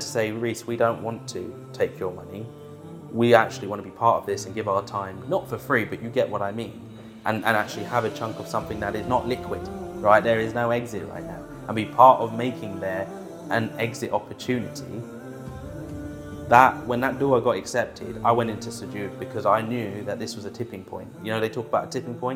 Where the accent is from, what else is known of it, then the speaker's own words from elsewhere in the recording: Bushey, East of England, United Kingdom; also born or lived in London; I was born in London, in Westminster, but I grew up in an area called Bushey